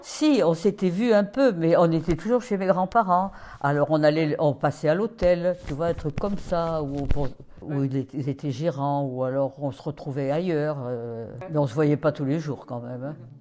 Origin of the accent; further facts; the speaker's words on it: Paris, Île-de-France, France; Je suis née à Paris, dans le 6e arrondissement